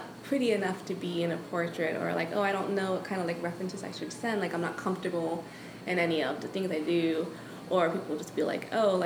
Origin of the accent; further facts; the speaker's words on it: New York City, New York, United States; moved away as an adult; now in Savannah, United States; I grew up in New York